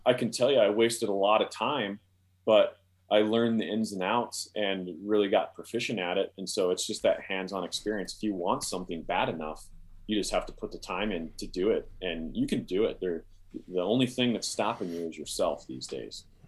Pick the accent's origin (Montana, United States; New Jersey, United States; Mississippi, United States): Montana, United States; Columbia Falls; now in Wyoming, United States; I, I grew up, uh, in Columbia Falls outside Glacier Park